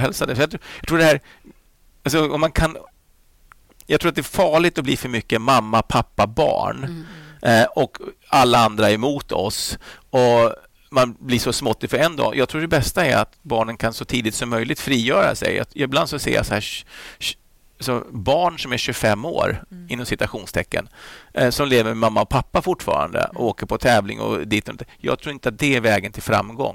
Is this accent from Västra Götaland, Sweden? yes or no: no; Flyinge, Skåne, Sweden; jag växte upp där på Flyinge med Rolf-Göran Bengtsson